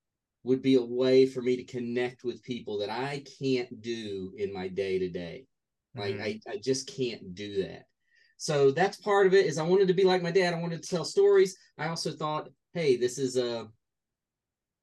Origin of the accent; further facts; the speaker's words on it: North Carolina, United States; also born or lived in Newton Grove, North Carolina; I lived in many towns in North Carolina, but Newton Grove was when I was very young